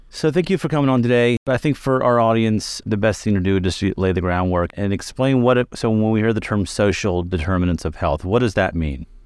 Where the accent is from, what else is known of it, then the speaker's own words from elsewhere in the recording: Kentucky, United States; moved away as an adult; also born or lived in Chicago; I trained in the south side of Chicago, which is very different from where I grew up in Kentucky.